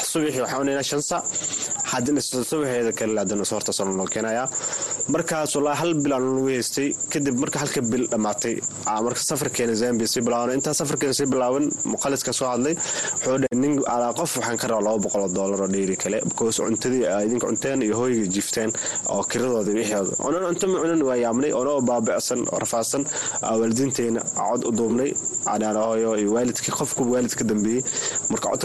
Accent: Mogadishu, Banaadir, Somalia; moved away; also born or lived in Dadaab, Kenya; waagi hore waxaan ka imaaday soomaaliya khaasatan xamar xaafadna kadegana waxaa waaye saybiano niyow labada kun toddobadii qaxooti kusoo galay

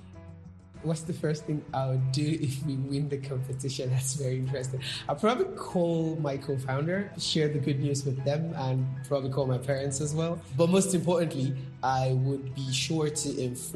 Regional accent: Ogun State, Nigeria; I'm from Ogun State here in Nigeria.

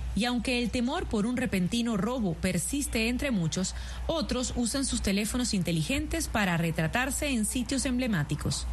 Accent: Caracas, Capital District, Venezuela; siendo caraqueña

